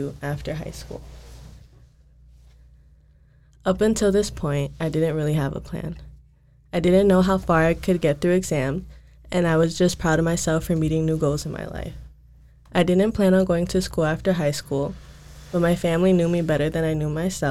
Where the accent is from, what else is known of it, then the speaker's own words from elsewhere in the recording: Wisconsin, United States; moved away as an adult; now in Minnesota, United States; I was born and raised in Wisconsin and never been away from home before